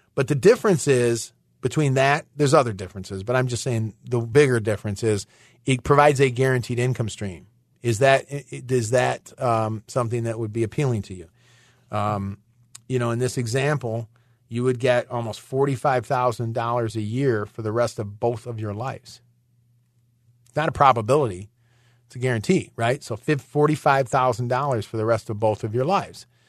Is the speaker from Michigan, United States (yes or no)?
yes; Michigan, United States; moved away; I'm originally from Michigan